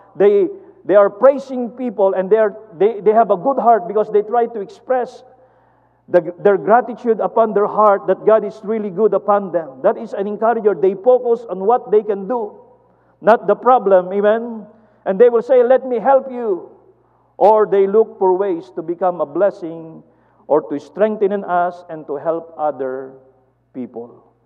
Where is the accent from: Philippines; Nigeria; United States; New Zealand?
Philippines; we are Filipino are small and short and skinny